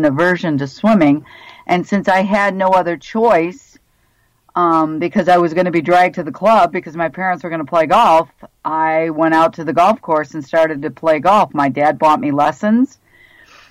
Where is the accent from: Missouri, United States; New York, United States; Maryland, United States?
New York, United States; Dunkirk; moved away as an adult; also born or lived in Miami, Florida / Pensacola, Florida; now in Buffalo, United States; I was born in Dunkirk, New York, a small little town about 40 miles south of Buffalo.